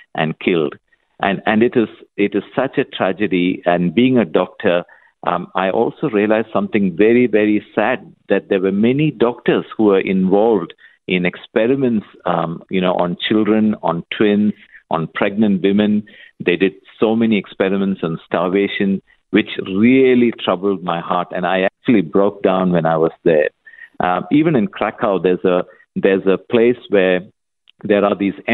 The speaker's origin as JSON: {"language": "English", "country": "Kuwait", "tie": "born or raised there", "moved": "yes", "said": "I was born and brought up in Kuwait in the Middle East."}